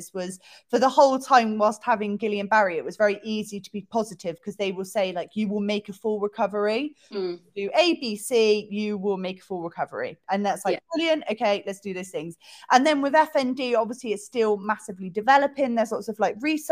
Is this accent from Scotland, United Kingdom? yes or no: no; Bristol, South West England, United Kingdom; I'm from Bristol